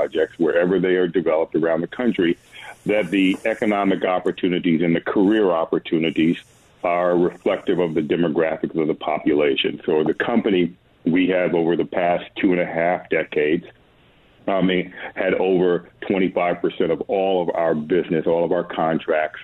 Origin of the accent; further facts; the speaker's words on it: Washington, District of Columbia, United States; I was born in Washington, D.C.